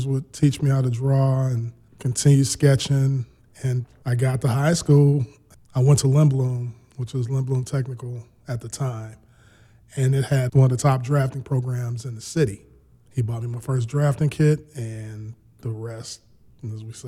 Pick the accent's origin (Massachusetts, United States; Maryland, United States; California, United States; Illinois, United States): Illinois, United States; Chicago; Long-term, lifetime Chicago resident. Born and raised on the South Side